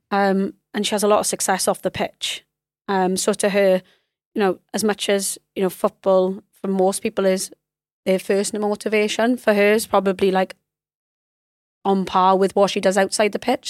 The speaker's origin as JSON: {"language": "English", "region": "Wales", "country": "United Kingdom", "said": "as a Welsh person."}